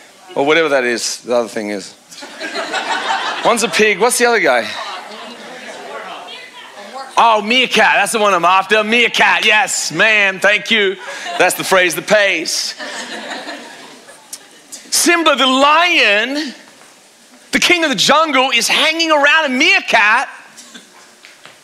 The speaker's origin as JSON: {"language": "English", "country": "Australia", "said": "I'm an Australian"}